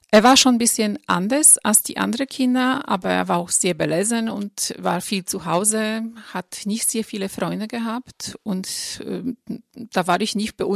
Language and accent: German; Poland; moved away as an adult; now in Germany; Ich bin in Polen geboren und aufgewachsen und seit meinem 19. Lebensjahr lebe ich im Ausland. Schon mittlerweile sind es 27 Jahre, davon die letzten zehn Jahre in Deutschland.